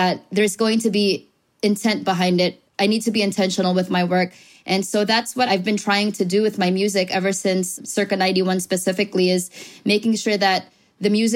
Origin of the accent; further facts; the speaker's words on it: Bay Area, California, United States; also born or lived in Philippines / Hayward / San Lorenzo; I grew up over here